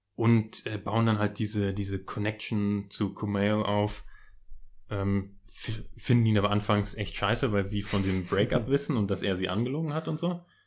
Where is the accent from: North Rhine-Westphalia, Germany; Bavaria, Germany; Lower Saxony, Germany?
Lower Saxony, Germany; den schönen Ort in Niedersachsen aus der Nähe, wo ich herkomme